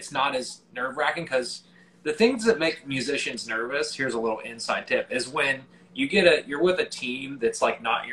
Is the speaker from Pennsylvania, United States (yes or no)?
yes; Pittsburgh, Pennsylvania, United States; moved away; I'm from Pittsburgh, Pennsylvania originally